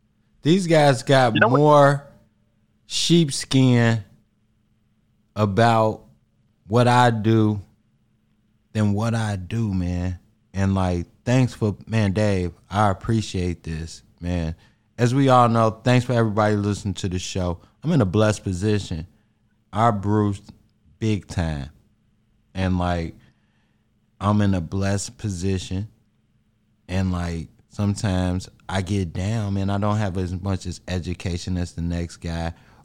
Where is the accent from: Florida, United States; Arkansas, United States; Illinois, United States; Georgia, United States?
Illinois, United States; Harvey; I'm from Harvey, bro. I'm from Harvey.